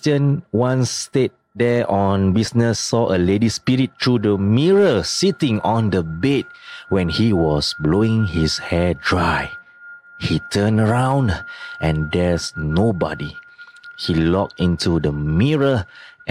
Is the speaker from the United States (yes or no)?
no; Singapore; We are Singaporean